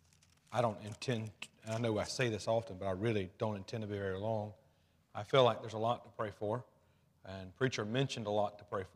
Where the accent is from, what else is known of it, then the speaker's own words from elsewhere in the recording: Alabama, United States; I grew up in Alabama